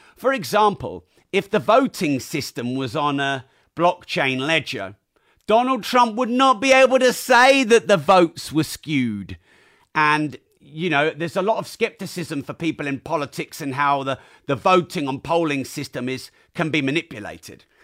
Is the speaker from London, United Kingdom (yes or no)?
no; Peterborough, East of England, United Kingdom; I'm from Peterborough.